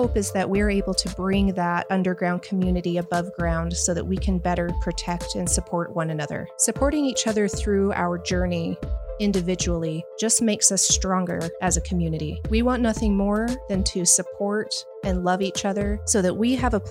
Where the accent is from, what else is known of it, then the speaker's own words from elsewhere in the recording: Salt Lake City, Utah, United States; Born and raised in Salt Lake City, Utah